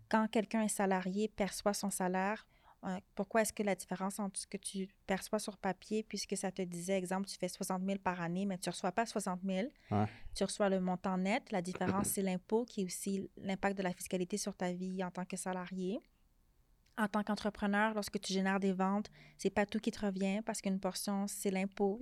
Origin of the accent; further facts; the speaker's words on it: Montreal, Quebec, Canada; je suis née à Montréal